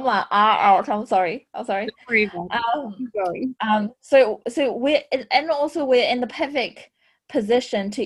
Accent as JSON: {"language": "English", "region": "Shanghai", "country": "China", "tie": "born or raised there", "moved": "yes", "lives_now": "Australia", "said": "I was born in Shanghai, China, and I was grew up in a fourth generation medical family"}